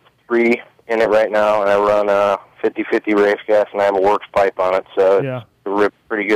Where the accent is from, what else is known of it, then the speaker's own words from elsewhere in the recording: Millville, Minnesota, United States; also born or lived in Michigan; now in Florida, United States; That's my hometown track where I grew up, so I can't wait to ride Millville again.